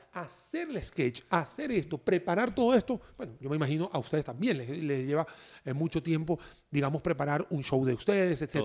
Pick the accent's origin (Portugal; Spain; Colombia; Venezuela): Venezuela; moved away; soy venezolano de nacimiento.